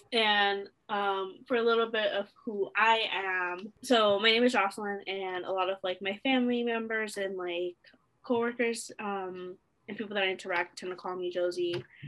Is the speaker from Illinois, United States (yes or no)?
yes; Chicago, Illinois, United States; born there; also born or lived in New Jersey / Nevada / Virginia / Delaware; I was born in Chicago, Illinois, but I grew up in a military family because my dad was in the Air Force. So I got to live in New Jersey, in Nevada, Virginia, and a little bit in Delaware.